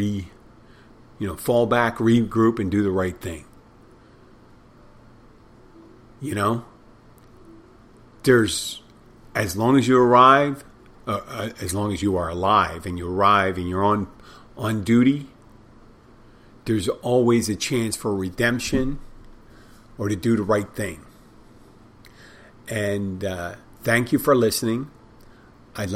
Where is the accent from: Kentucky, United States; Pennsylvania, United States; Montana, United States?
Pennsylvania, United States; now in Key Largo, United States; Pennsylvania, my home state.